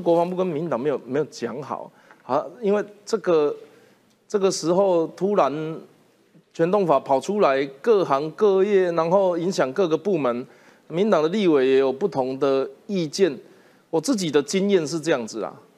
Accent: Taiwan; 我如果说我是台湾人

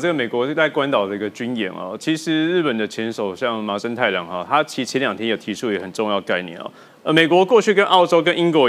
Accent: Taiwan; 还是真的是想要去善意的去联系我们台湾这边的民众？

